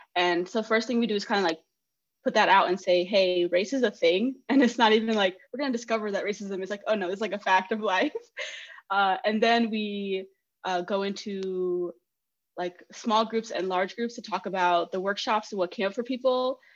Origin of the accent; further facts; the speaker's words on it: Greeley, Colorado, United States; I'm from Greeley, Colorado, and it's very like rural